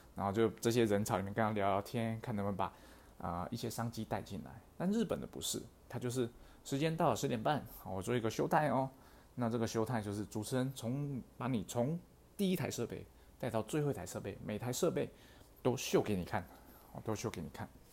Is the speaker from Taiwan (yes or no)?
yes; Taiwan; 我们台湾人